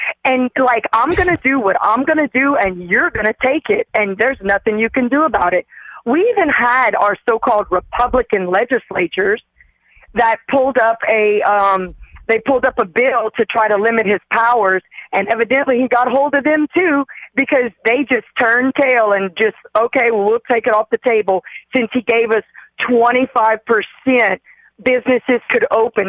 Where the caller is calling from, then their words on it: Lafayette, Louisiana, United States; I'm calling from Lafayette, Louisiana.